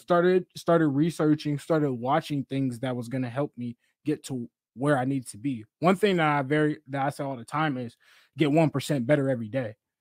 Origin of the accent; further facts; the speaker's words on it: Seattle, Washington, United States; I'm from Seattle, Seattle, Washington, born and raised in the South End